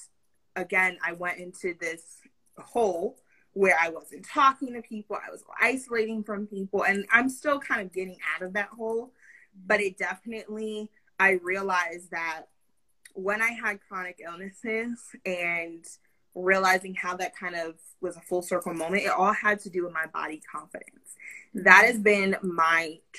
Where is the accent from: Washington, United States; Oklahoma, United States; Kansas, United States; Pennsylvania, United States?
Pennsylvania, United States; I grew up in Pennsylvania